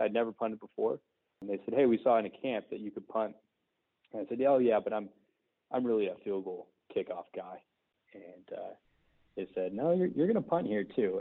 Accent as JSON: {"language": "English", "town": "Fresno", "region": "California", "country": "United States", "tie": "born or raised there", "said": "I walked on at uh, Fresno City College here in California, my hometown"}